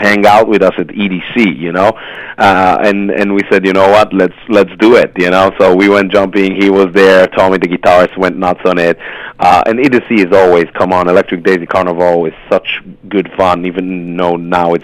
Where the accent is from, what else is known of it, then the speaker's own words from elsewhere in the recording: near Haifa, Haifa District, Israel; in my hometown where I lived next to Haifa in Israel